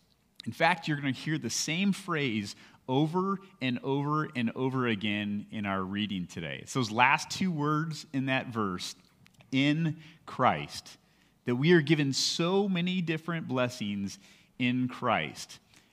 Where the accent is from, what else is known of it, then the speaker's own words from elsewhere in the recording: Lakewood, California, United States; When I grew up in California, I went to a small elementary school that was right across the street from my house in Lakewood, California.